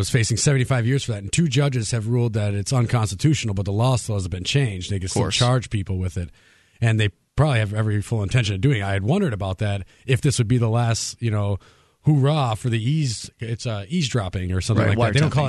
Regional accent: Wisconsin, United States; Because when I was in Chicago, I've been in and out of there, because I came from Wisconsin just north.

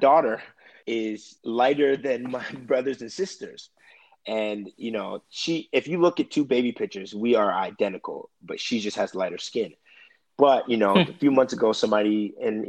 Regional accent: Brampton, Ontario, Canada; moved away; I grew up in Brampton, which is a city right outside of Toronto

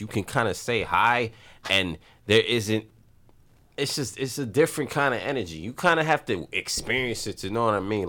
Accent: New York City, New York, United States; growing up in the Bronx, both of us

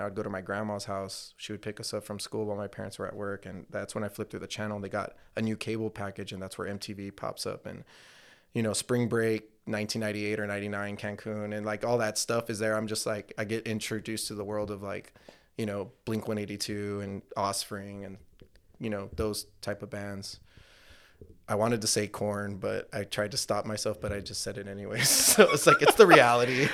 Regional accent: McAllen, Texas, United States; moved away as an adult; also born or lived in Pharr, Texas; I was born in McAllen Medical Center, dude, uh, in the eighties

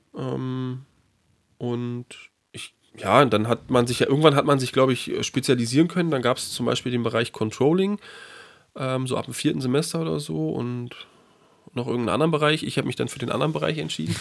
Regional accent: Berlin, Germany; drei Monate immer in Berlin verbracht, in meiner Heimatstadt

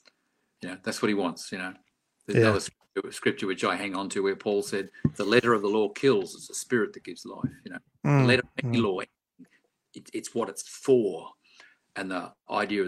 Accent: Australia; I was being too Aussie

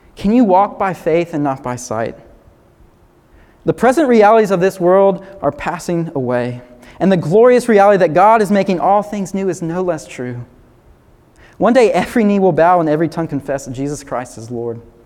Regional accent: the South, United States; growing up in the South

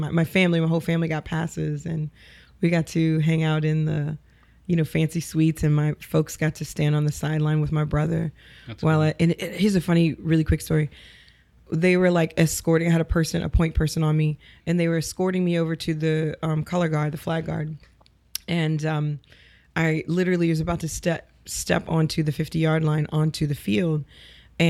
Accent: New Orleans, Louisiana, United States; moved away as an adult; now in Los Angeles, United States; I grew up in the East. I went to Resurrection of Our Lord Elementary School

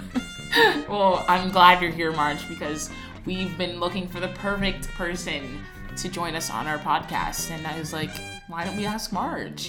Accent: New Jersey, United States; moved away; I'm from New Jersey and they had like seven feet of snow. I came here to escape the cold weather.

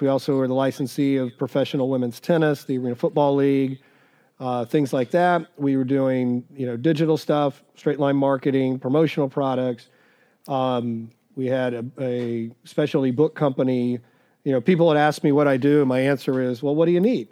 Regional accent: Dallas, Texas, United States; also born or lived in Missouri / Arizona; now in Nashville, United States; I grew up in Dallas

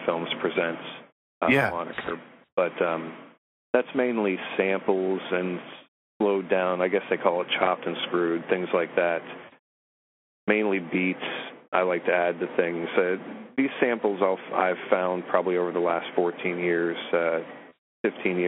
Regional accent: Florida, United States; also born or lived in Morgantown, West Virginia; moved down south here.

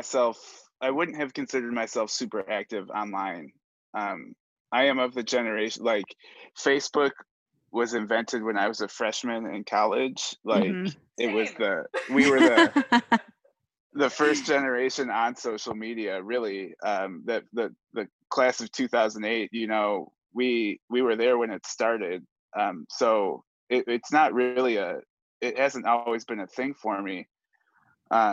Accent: Cleveland, Ohio, United States; moved away as an adult; now in Kansas, United States; I grew up in Cleveland, Ohio

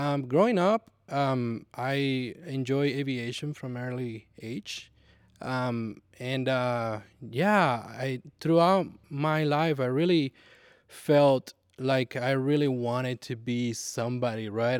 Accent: Puerto Rico; moved away as an adult; also born or lived in Nashville, Tennessee; when I moved from Puerto Rico in, uh, two thousand ten, I moved to Nashville, Tennessee

